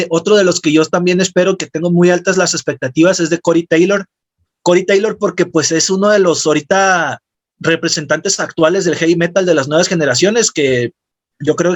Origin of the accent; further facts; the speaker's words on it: Mexico; de las canciones con las que pues también nos sentimos muy identificados nosotros como mexicanos.